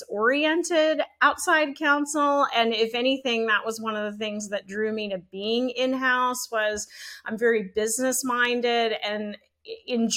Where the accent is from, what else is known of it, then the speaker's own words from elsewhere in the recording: Shreveport, Louisiana, United States; moved away as an adult; also born or lived in Mississippi / Virginia; now in Dallas, United States; growing up in Shreveport